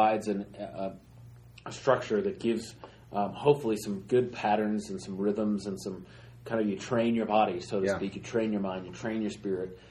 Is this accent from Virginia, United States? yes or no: no; Colorado, United States; I grew up here in Colorado